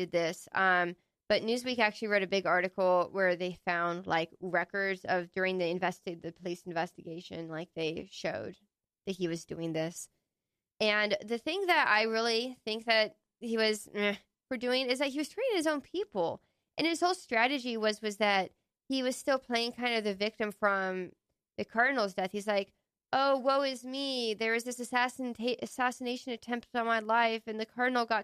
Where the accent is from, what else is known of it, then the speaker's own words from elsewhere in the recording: Texas, United States; growing up in Texas, like, when I was in the 90s